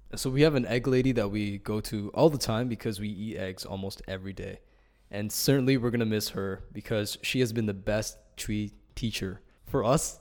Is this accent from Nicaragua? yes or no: no; Toronto, Ontario, Canada; I'm from Toronto, uh, from Ryerson University